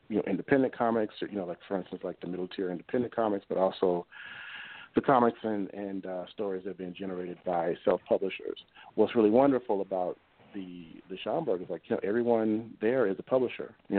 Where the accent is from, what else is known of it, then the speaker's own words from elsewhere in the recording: Mississippi, United States; my home state of Mississippi